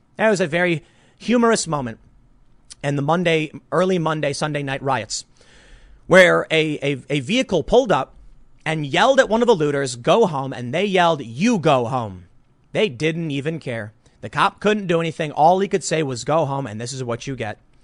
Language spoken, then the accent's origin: English; Chicago, Illinois, United States; I'm from Chicago